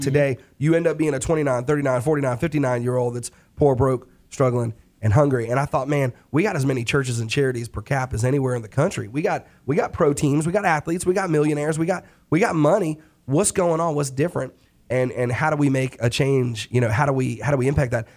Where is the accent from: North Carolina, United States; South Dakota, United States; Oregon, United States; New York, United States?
New York, United States; now in Charlotte, United States; I'm from New York